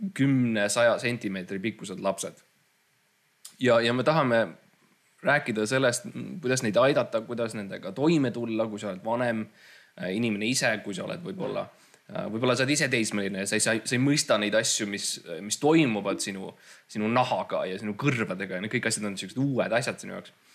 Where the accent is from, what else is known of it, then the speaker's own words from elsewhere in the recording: Estonia; me mõlemad kasvasime tegelikult üles Eestis